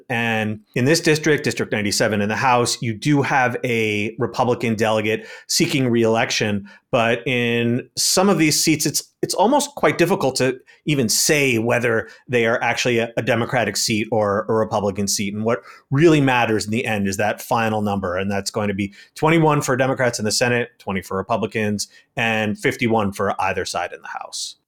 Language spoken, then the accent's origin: English; New York City, New York, United States; my hometown of New York City